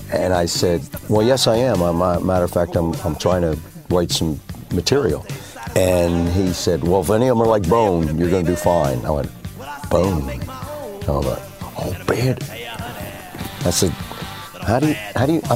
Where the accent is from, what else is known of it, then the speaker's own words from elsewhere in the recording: Delaware, United States; I'm a nobody from Delaware